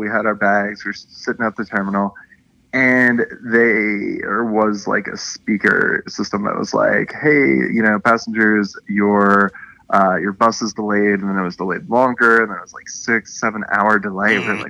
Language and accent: English; Baltimore, Maryland, United States; my hometown of Baltimore